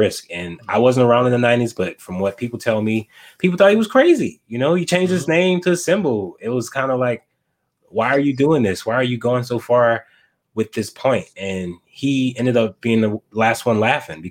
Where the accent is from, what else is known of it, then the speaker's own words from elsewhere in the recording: the South, United States; moved away as an adult; now in Minneapolis, United States; I'm from the South